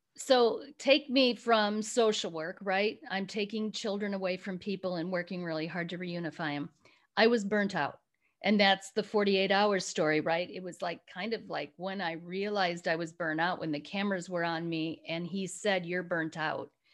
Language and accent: English; Chicago area, Illinois, United States; moved away as an adult; also born or lived in Rwanda; now in California, United States; I'm originally from Chicago area. Um, I was living back in my little hometown